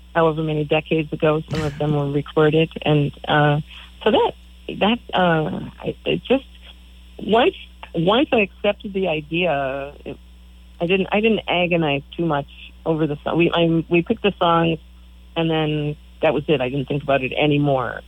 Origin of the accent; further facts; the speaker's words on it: Michigan, United States; moved away as an adult; also born or lived in Beaver Island, Michigan / Madison, Wisconsin; now in East Coast, United States; We're both originally from Michigan